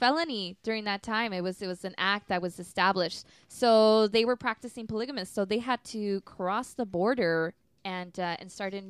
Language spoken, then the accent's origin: English; United States; I was born here, and I consider myself Mexican.